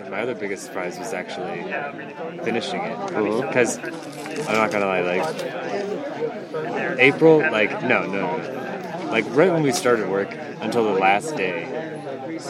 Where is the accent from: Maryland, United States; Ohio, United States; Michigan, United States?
Ohio, United States; Montville; moved away